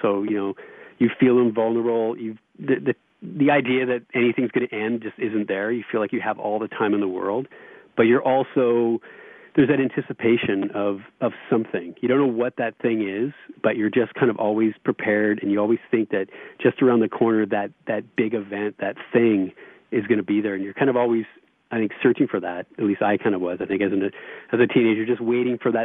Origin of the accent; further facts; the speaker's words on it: Vancouver, British Columbia, Canada; born and raised in Vancouver